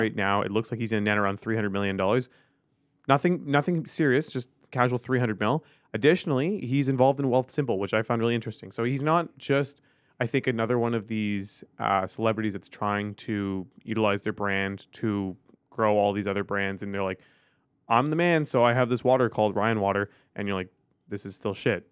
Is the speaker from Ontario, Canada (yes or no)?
yes; Ottawa, Ontario, Canada; I grew up in Ottawa